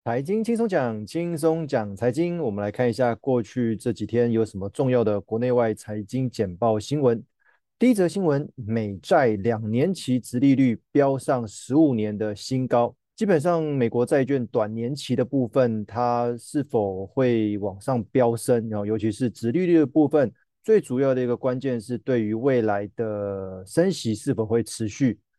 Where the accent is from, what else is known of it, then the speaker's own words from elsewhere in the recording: Taiwan; 我们台湾这边的老人也是非常非常的多